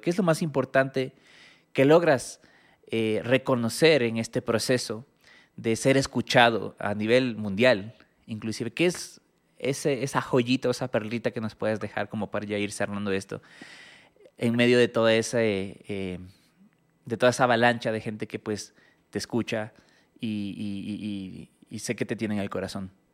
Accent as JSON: {"language": "Spanish", "country": "Ecuador", "said": "yo siendo ecuatoriano"}